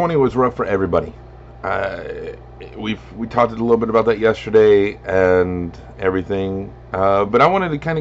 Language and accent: English; Lubbock, Texas, United States; my hometown, why Lubbock